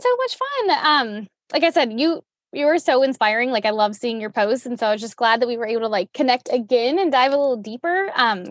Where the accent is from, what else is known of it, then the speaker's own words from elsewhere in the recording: Louisiana, United States; I'm from Louisiana